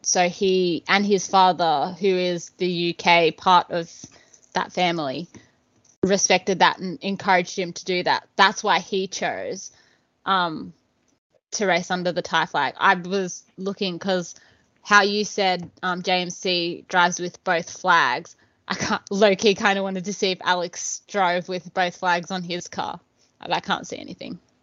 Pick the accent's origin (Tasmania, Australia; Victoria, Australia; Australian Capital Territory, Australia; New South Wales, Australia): Victoria, Australia; Ballarat; moved away as an adult; now in Queensland, Australia; I was born Victoria. I was lived there until I turned 18.